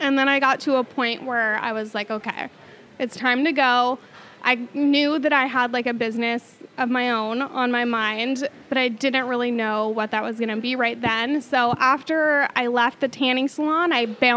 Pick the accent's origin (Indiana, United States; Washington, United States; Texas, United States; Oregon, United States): Washington, United States; Mukilteo; now in Camano Island, United States; I am from Mukilteo, Washington, okay. Mukilteo, Everett area. I have lived in Washington like my entire life.